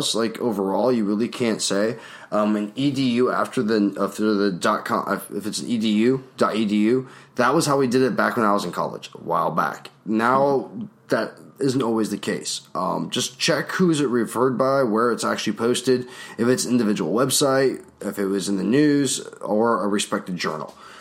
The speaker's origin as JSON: {"language": "English", "region": "Alaska", "country": "United States", "tie": "born or raised there", "also_born_or_lived": "North Dakota", "moved": "yes", "said": "I grew up in Alaska where, you know, it was pretty rural."}